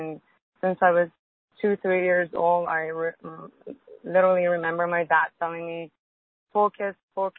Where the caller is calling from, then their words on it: Honolulu, Hawaii, United States; I'm calling from Honolulu.